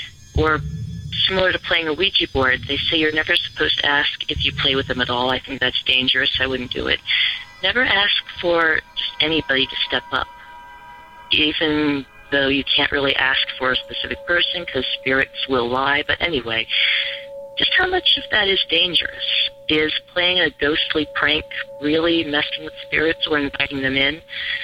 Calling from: Virginia Beach, Virginia, United States; This is …, and I'm calling from Virginia Beach, Virginia.

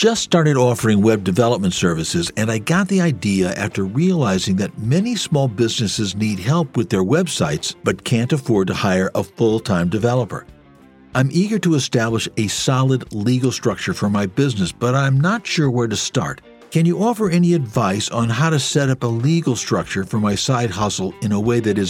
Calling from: Miami, Florida, United States; I'm calling from Miami, Florida.

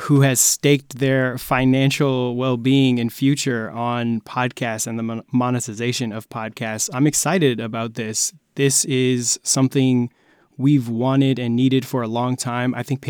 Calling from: Long Beach, California, United States; I am in Long Beach, California at the moment at a friend who is an engineer, so he has his own studio.

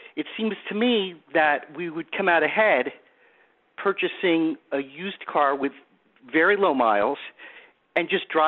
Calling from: Boca Raton, Florida, United States; I'm calling from Boca Raton, Florida.

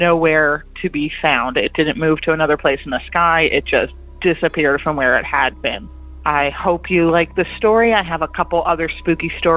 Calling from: Lancaster County, Pennsylvania, United States; I'm calling from Lancaster County, Pennsylvania

